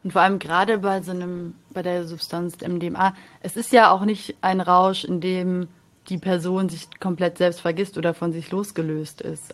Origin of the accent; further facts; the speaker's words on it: Munich, Bavaria, Germany; Ich komme aus München